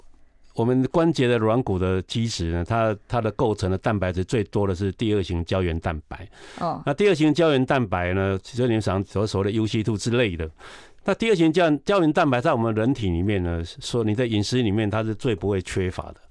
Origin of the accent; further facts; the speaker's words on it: Taiwan; 我这我一般我们台湾人吃不到那个量。